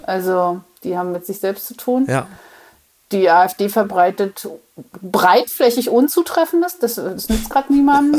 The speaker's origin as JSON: {"language": "German", "area": "the East", "region": "East Germany", "country": "Germany", "said": "ich komme ja aus dem Osten"}